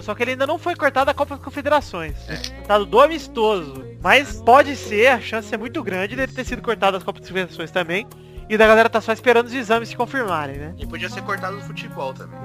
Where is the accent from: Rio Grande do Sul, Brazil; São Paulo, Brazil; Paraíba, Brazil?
São Paulo, Brazil; Araraquara; minha cidade natal, Araraquara.